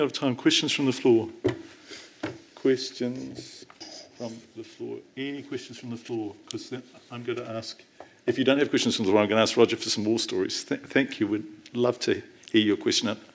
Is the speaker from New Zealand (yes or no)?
yes; North Island, New Zealand; I'm from the North Island